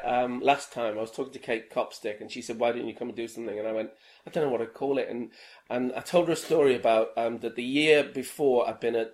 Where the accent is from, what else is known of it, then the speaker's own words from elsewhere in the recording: Liverpool, North West England, United Kingdom; now in London, United Kingdom; I'm from Garston, so okay. Right down on the docks there.